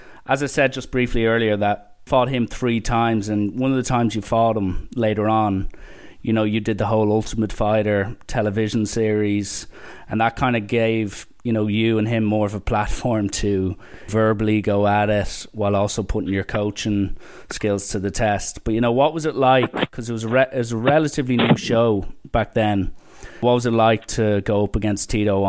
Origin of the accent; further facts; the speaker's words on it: Ireland; I'm from Ireland myself